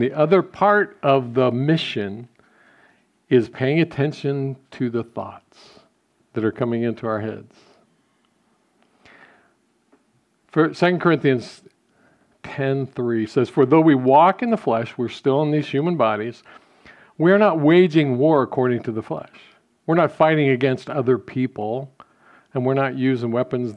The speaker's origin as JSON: {"language": "English", "country": "United States", "said": "we as American Christians"}